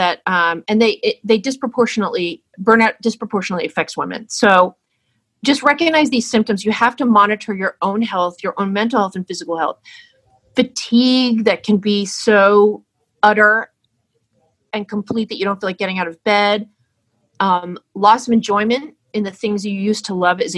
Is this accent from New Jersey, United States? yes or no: yes; New Jersey, United States; I'm from New Jersey